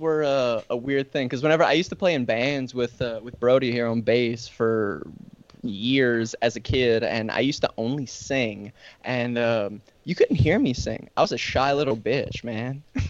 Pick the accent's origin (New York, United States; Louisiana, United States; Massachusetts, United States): Louisiana, United States; Lafourche Parish; We're from Lafourche Parish. We live literally the bottom of Lafourche, middle of Lafourche, and the top.